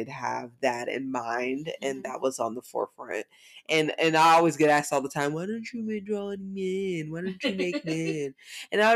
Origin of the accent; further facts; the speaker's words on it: the South, United States; I'm from the South